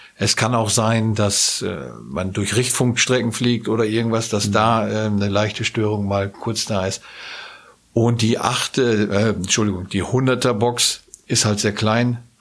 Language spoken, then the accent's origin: German; Northern Germany, Germany; moved away; in meinem norddeutschen Verein, wo ich herkomme